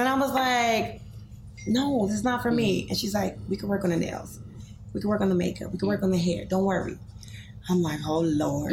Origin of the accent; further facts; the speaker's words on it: New York City, New York, United States; I came from addicted parents. I lived in the projects. Um, I came from Grant Projects on 125th Street